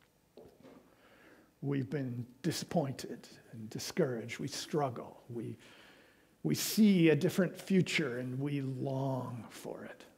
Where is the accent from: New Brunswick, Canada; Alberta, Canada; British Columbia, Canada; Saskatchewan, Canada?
British Columbia, Canada; Vancouver; moved away as an adult; also born or lived in Calgary; I was from Vancouver.